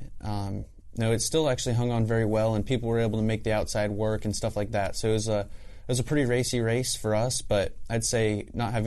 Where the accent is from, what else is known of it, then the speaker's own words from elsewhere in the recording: Southern California, United States; moved away; we're from Southern California originally also, so kind of grew up around each other